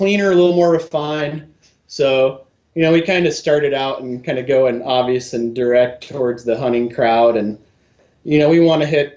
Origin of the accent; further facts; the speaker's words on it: Michigan, United States; moved away as an adult; also born or lived in Bellingham, Washington / Colorado; now in Western Washington, United States; I grew up in Michigan, fishing and bird hunting mostly.